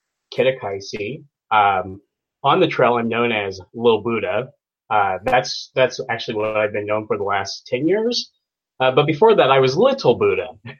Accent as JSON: {"language": "English", "region": "Kansas", "country": "United States", "said": "I'm from the Midwest. I'm from Kansas. And so every summer, my family, we would go to Colorado. And so those are the mountains I identify with."}